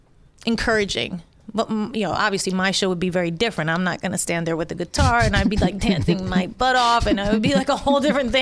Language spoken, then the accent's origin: English; New York City, New York, United States; from just growing up in the Bronx.